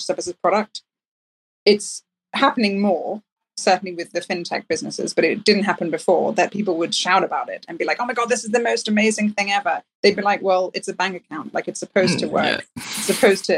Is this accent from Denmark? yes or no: yes; Denmark; now in United Kingdom; I'm from Denmark